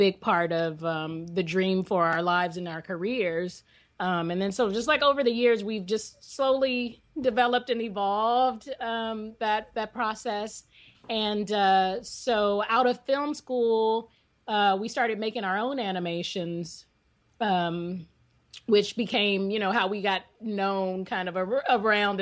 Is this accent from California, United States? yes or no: yes; Bay Area, California, United States; We're originally from the Bay Area